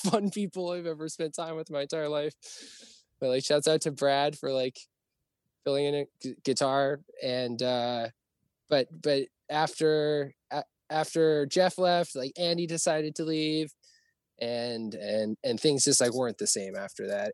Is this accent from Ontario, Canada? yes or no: no; Stony Plain, Alberta, Canada; now in Vancouver, Canada; I'm from like a pretty small town outside of Edmonton, um, but like 45 minutes west of Edmonton. I grew up on an acreage as an only child